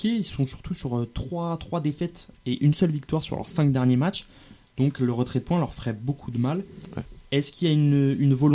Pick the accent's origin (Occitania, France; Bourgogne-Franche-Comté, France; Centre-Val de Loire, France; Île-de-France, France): Île-de-France, France; Paris; et pourtant, je suis parisien, loin de moi l'idée de défendre